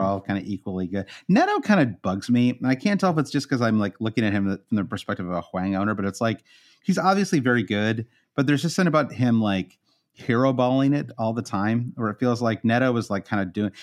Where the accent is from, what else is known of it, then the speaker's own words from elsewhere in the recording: United States; as an American